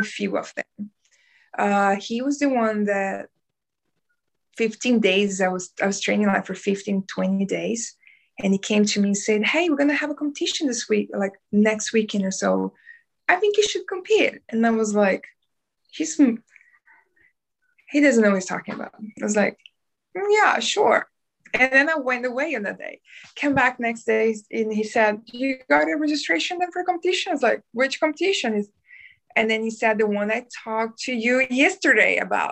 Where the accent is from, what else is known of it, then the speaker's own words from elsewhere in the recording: South Region, Brazil; English is a second language; moved away as an adult; also born or lived in North Brazil; now in New Zealand; I'm Brazilian from south of Brazil.